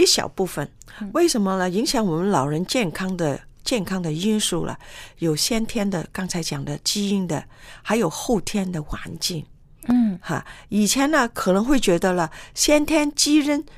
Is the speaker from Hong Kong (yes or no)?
yes; Hong Kong; 我们在香港长大